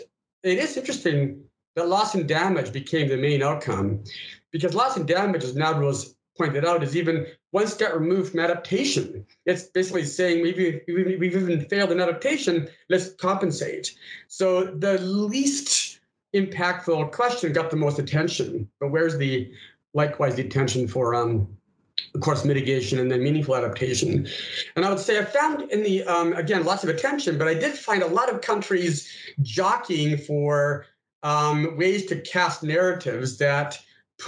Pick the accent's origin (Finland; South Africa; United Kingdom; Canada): Canada; moved away as an adult; also born or lived in United States; now in Singapore; I'm a Canadian who spent many years in the United States, and now I'm 3 years in Singapore.